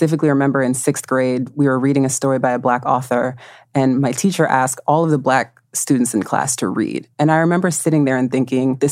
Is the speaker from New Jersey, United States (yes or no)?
yes; New Jersey, United States; I grew up in New Jersey